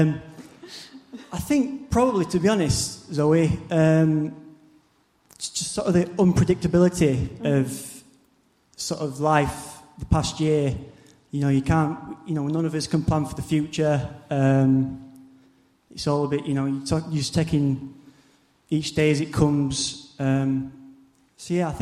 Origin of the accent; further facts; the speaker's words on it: Barnsley, Yorkshire and the Humber, United Kingdom; moved away as an adult; now in Basingstoke, United Kingdom; is my hometown in Barnsley